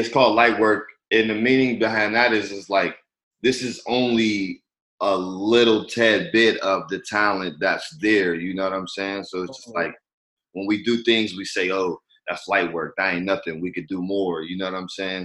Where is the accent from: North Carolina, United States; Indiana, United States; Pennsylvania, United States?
Pennsylvania, United States; Pittsburgh; moved away as an adult; now in Los Angeles, United States; Pittsburgh, my hometown.